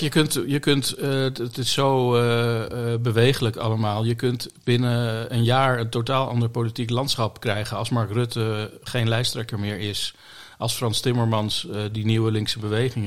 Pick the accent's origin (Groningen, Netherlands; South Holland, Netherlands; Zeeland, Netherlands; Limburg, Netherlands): South Holland, Netherlands; Bollenstreek; now in The Hague, Netherlands; ik ben geboren in de Bollestreek, dus ik ben een Hagenaar